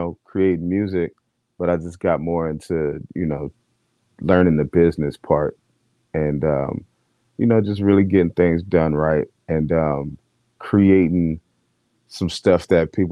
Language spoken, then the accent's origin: English; Los Angeles, California, United States; I grew up in Los Angeles, California, Watts District